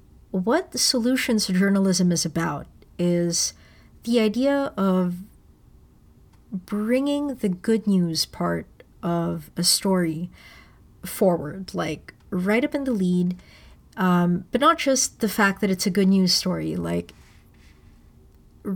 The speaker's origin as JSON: {"language": "English", "town": "Manila", "region": "Metro Manila", "country": "Philippines", "tie": "born or raised there", "moved": "as an adult", "lives_now": "Toronto, Canada", "said": "growing up in Manila"}